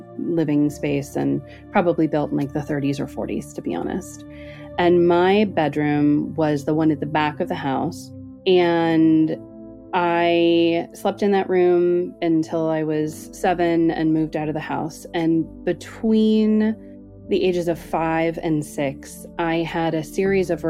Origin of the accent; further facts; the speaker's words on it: Northern California, United States; So I grew up in Northern California, and our house, which I lived in from birth until I was 7, is located in a little pocket where it was all hippies at the time in the 80s of Marin County